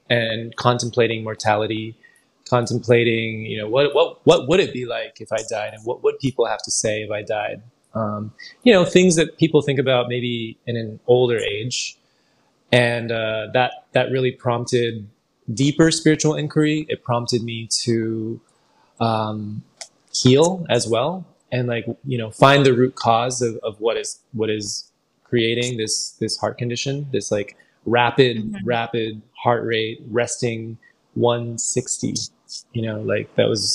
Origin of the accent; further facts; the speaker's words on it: San Francisco, California, United States; I grew up in San Francisco